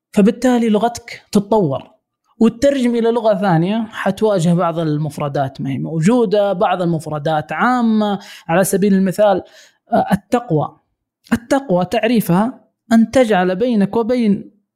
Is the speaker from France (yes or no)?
no; Saudi Arabia; عندنا في السعوديه